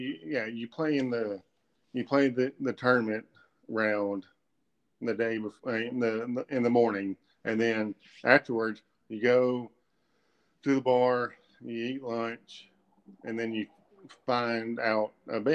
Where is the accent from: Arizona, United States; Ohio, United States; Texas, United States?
Texas, United States; Palestine; We grew up in Palestine